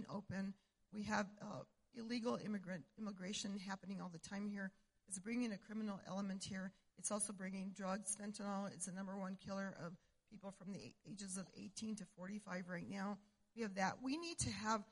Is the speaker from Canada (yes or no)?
no; Cuba, New Mexico, United States; I was born and raised in Cuba, New Mexico, up north